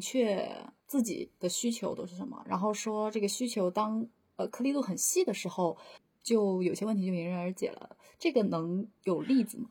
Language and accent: Chinese; Northeast China, China; accent: Northeastern (Dongbei) dialect; 我要说东北话了